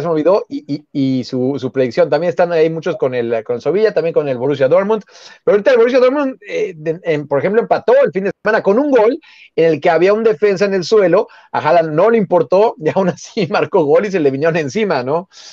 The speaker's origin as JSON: {"language": "Spanish", "region": "Mexico City", "country": "Mexico", "said": "Yo soy Xochimilca, yo, yo soy de Jardines"}